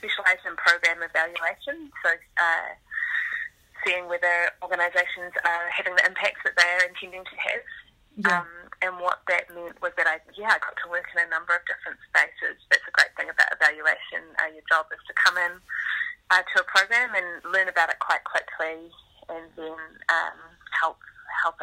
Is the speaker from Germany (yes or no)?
no; Wellington, New Zealand; I grew up in Wellington.